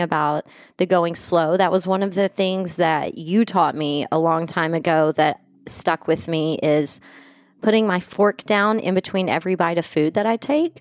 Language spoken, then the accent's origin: English; West Texas, United States; where I grew up in West Texas in the eighties